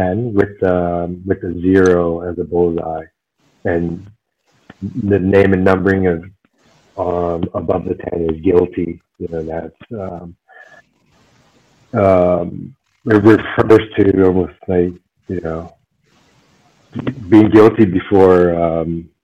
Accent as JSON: {"language": "English", "country": "United States", "tie": "born or raised there", "moved": "as an adult", "lives_now": "Germany", "said": "an Asian American growing up in the States"}